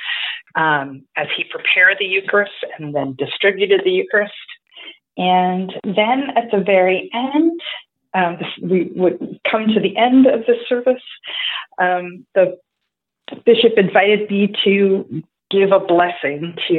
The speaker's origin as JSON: {"language": "English", "region": "northern New Jersey", "country": "United States", "tie": "born or raised there", "also_born_or_lived": "Arizona", "moved": "yes", "said": "I grew up in northern New Jersey"}